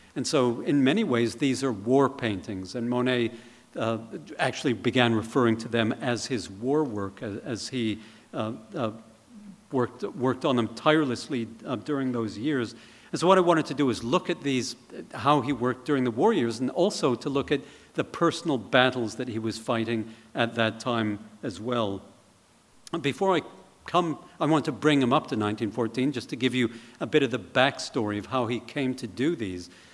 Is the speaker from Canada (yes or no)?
yes; Canada; as a Canadian